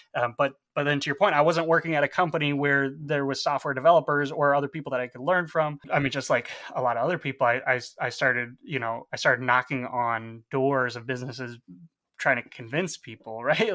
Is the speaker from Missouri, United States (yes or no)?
no; outside of Chicago, Illinois, United States; also born or lived in Aurora; I grew up outside of Chicago, you know, traveled around different suburbs